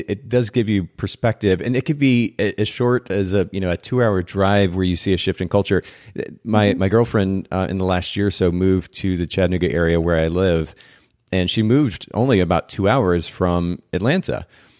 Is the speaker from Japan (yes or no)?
yes; Japan; English is a second language; I grew up in Japan, spent about 10 years of my life there.